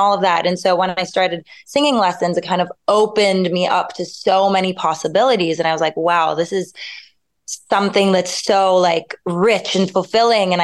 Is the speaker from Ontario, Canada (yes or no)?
no; Montreal, Quebec, Canada; moved away as an adult; now in Paris, France; Yes, I was born and raised in Montreal.